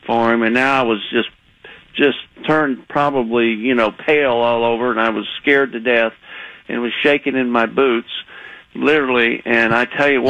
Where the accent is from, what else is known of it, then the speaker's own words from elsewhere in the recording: Texas, United States; accent: Texan; moved away as an adult; I was living in Texas. You could probably hear my accent still, even though I haven't lived there in many years